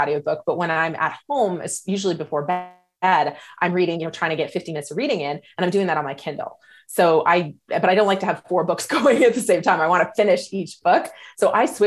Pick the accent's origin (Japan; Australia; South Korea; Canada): Canada; moved away as an adult; now in Las Vegas, United States; I'm a Canadian living in Las Vegas right now